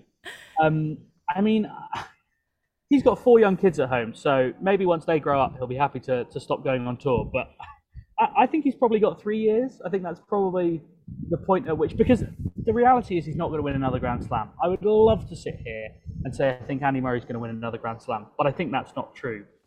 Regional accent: London, United Kingdom; moved away; my hometown of London

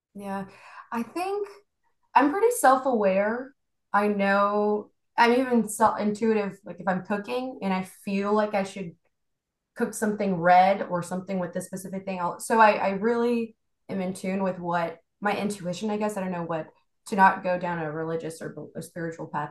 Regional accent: Houston, Texas, United States; also born or lived in Bogota, Colombia; I was born in Bogota, Colombia, and then I moved here and been raised here in Houston for quite some time, bounced around Texas a little bit, but mostly in Houston now

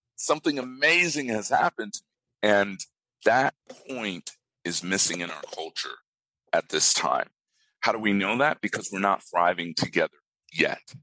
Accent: Japan; now in Australia; I grew up in Japan.

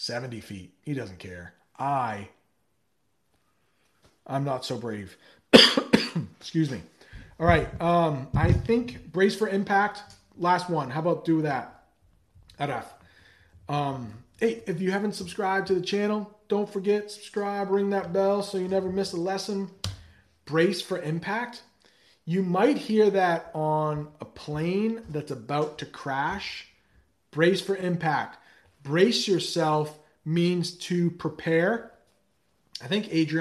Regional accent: United States; as an American.

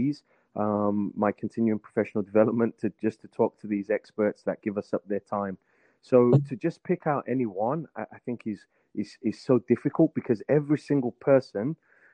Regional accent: Birmingham, West Midlands, United Kingdom; moved away as an adult; now in Virginia, United States; I was born and raised in England. I started growing up in Birmingham.

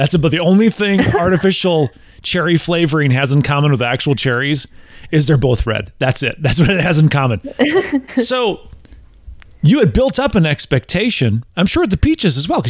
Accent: Wisconsin, United States; now in Tennessee, United States; Originally I'm from Wisconsin, and I live in Tennessee now.

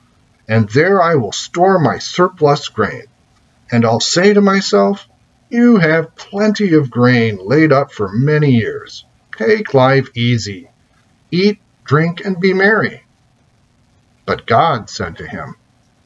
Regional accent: United States

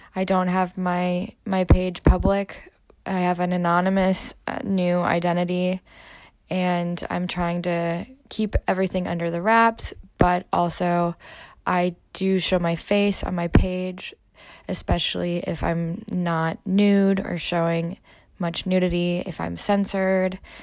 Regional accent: Midwest, United States; moved away as an adult; also born or lived in Germany; I'm originally from the Midwest and I moved to Germany to live there for quite a long time

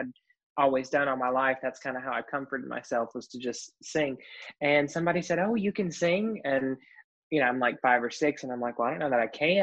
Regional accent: Lewisburg, North Carolina, United States; my hometown of Lewisburg, North Carolina

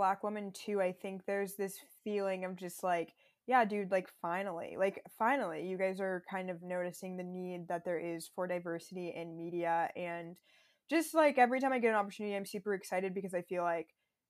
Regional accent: Minnesota, United States; born there; also born or lived in Texas / Florida; I grew up in such like a white environment. Like, honestly, I was born in Minnesota and then Texas and Florida

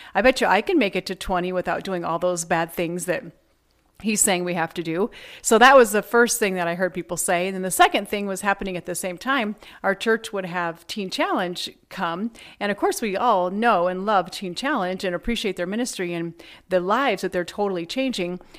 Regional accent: Shelby, Iowa, United States; I grew up in Shelby, Iowa, which is a small town in the middle of the Midwest

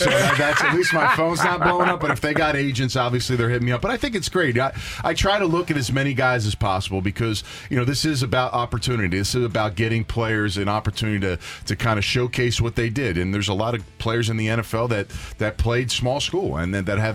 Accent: Philadelphia, Pennsylvania, United States; I'm from Philadelphia, born and raised

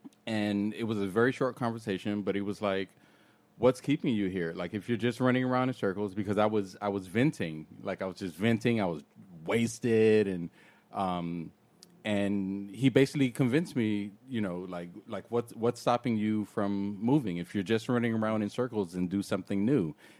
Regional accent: Miami, Florida, United States; moved away as an adult; now in New York, United States; I am originally from Miami.

